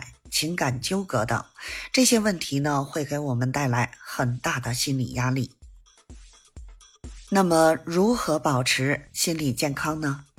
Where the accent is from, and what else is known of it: Beijing, China